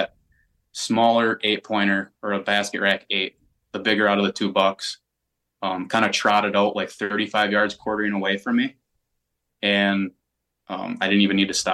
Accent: Wisconsin, United States; I was brought up in Wisconsin

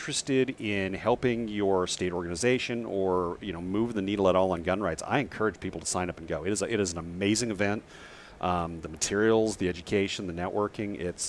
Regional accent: Nebraska, United States; my home state of Nebraska

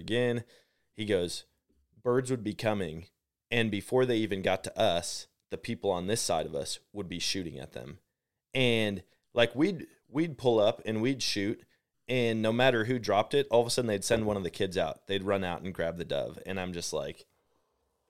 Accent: Wisconsin, United States; now in Missouri, United States; I'm from Wisconsin originally

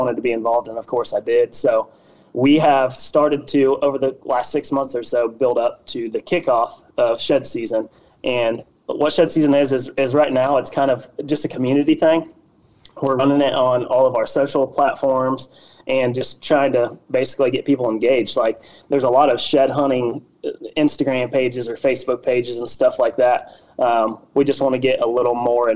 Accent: Wabash, Indiana, United States; also born or lived in North Carolina / South Carolina; I had worked for a small factory here in Wabash, Indiana, which is my hometown

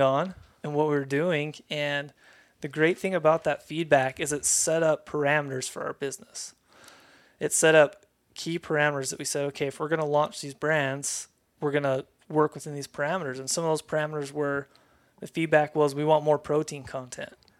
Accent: Lehi, Utah, United States; born and raised in Lehigh, Utah

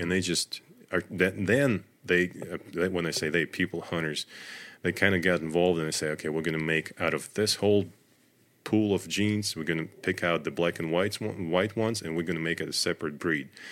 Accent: Russia; moved away as an adult; also born or lived in Northern Virginia; now in United States; I grew up in Russia, in the middle of nowhere

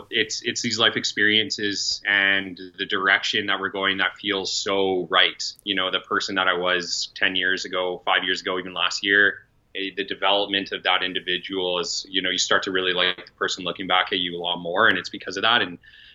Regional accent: Calgary, Alberta, Canada; 32, born and raised in Calgary, Alberta

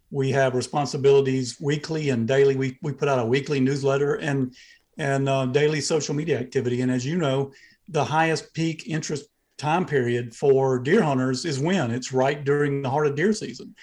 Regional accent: Southeast Georgia, United States; now in Athens, Georgia, United States; I'm from Southeast Georgia, uh, near the coast. That's where, uh, my family's land is

